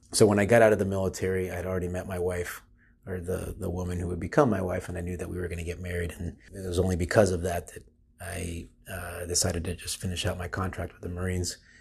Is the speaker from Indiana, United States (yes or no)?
no; Florida, United States; I'm from Florida. I grew up in Florida.